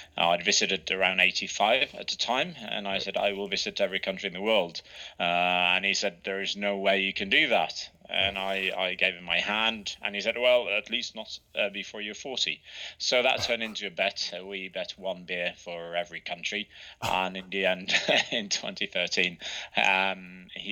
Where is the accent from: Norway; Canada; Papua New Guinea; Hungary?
Norway; west coast of Norway, Western Norway; I was in my hometown on the Norwegian coast, on the west coast